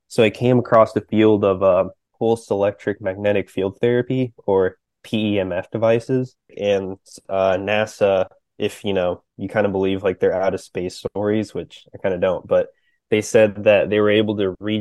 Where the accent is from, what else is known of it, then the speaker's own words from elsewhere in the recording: Florida, United States; I am from Florida originally